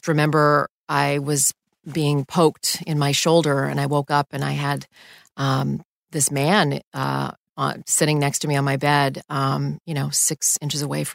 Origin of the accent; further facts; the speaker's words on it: Canada; moved away as an adult; also born or lived in Houston / New York City; I grew up in Canada, and we didn't ever have issues of home invasions in Canada